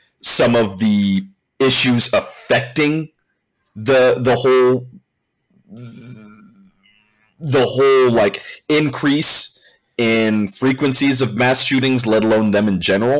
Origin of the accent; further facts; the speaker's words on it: California, United States; I'm from California